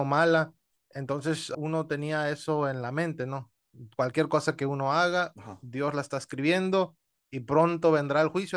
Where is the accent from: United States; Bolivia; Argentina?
United States; yo crecí en ese ámbito, crecí en Estados Unidos